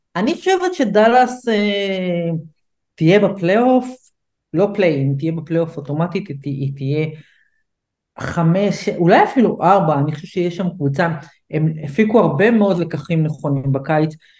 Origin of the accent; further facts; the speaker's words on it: United States; כמו שאומרים אצלנו באמריקה